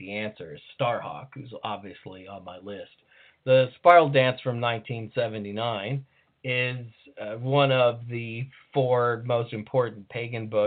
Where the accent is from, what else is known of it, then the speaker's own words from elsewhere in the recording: United States; as an American